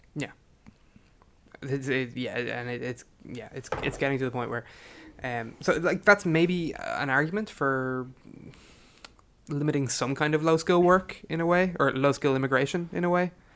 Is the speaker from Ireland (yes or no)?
yes; Ireland